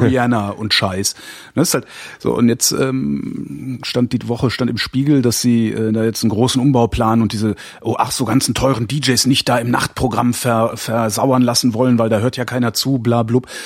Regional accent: WDR broadcast area, North Rhine-Westphalia, Germany; moved away; ich komme ja aus der Ecke

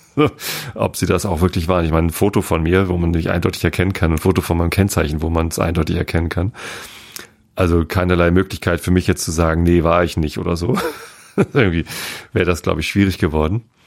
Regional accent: Germany; ich bin ja im, im, im, Speckgürtel von Hamburg auch groß geworden.

